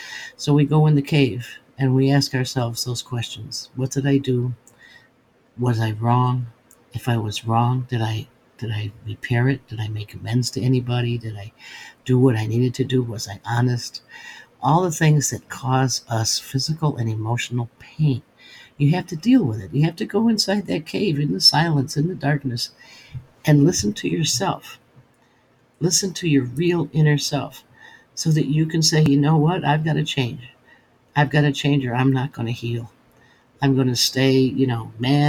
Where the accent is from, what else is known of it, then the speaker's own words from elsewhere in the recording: Western New York, United States; I'm from Western New York